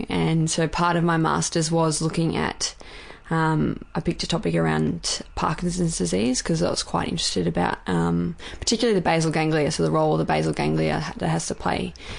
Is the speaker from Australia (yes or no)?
yes; Bendigo, Victoria, Australia; I'm from Bendigo.